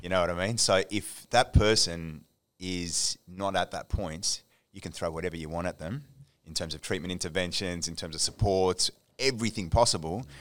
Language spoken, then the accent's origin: English; Melbourne, Victoria, Australia; moved away; I'm of Egyptian heritage, born and raised in Melbourne